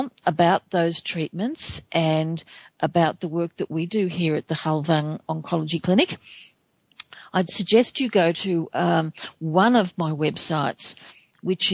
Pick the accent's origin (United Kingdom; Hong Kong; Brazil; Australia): Australia; my home country of Australia